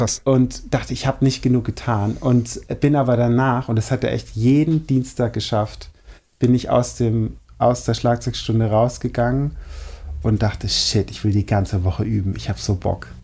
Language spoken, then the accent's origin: German; Schorndorf, Baden-Württemberg, Germany; ich komme nicht direkt aus Schorndorf, sondern aus so einem Teilort mit irgendwie 2000 Einwohnern